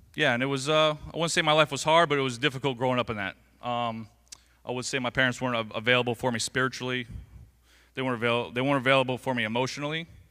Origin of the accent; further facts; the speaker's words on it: Englewood, Florida, United States; I was born and raised right here in Englewood, Florida.